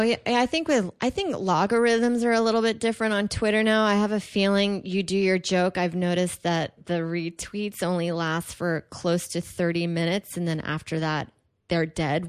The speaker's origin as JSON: {"language": "English", "town": "Houston", "region": "Texas", "country": "United States", "tie": "born or raised there", "moved": "yes", "said": "it's actually pretty big in my hometown"}